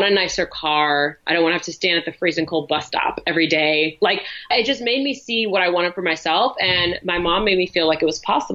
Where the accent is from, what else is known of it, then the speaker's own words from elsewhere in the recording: New York City, New York, United States; I grew up in New York City.